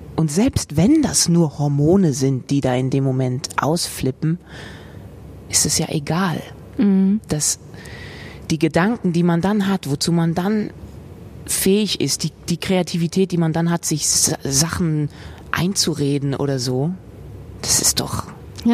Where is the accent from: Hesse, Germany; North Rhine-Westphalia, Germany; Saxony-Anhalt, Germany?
Hesse, Germany; Frankfurt; moved away; also born or lived in Vienna; Sossenheim, da wo ich aufgewachsen bin mit meinem Bruder, ist nicht Dorf